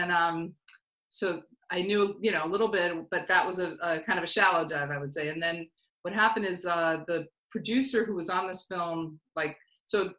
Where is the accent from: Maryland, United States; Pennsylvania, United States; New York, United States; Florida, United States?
New York, United States; I grew up in New York